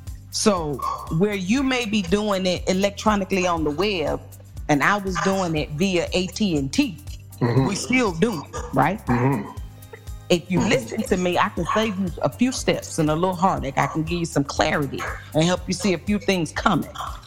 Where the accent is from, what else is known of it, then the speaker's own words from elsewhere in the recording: small town Mississippi, United States; moved away; my hometown